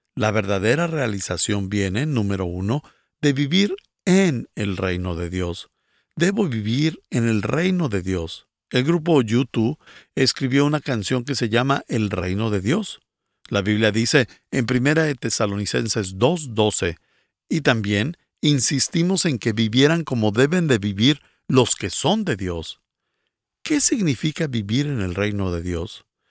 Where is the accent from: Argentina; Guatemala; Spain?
Guatemala; soy de Guatemala